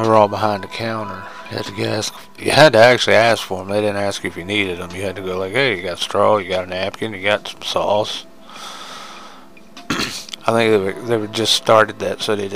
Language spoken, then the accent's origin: English; United States; As an American, as a true red-blooded American boy